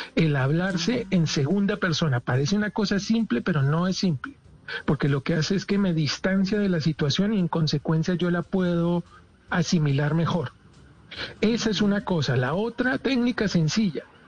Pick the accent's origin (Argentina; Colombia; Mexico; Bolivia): Colombia; cómo nos maltratan a todos los colombianos